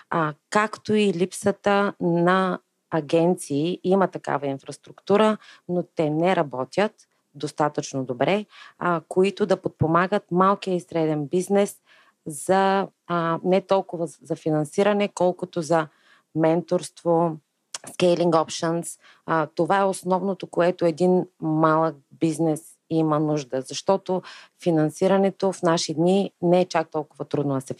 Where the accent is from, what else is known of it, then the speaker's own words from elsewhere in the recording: Stara Zagora, Stara Zagora Province, Bulgaria; четиримата от основателите сме родом от Стара Загора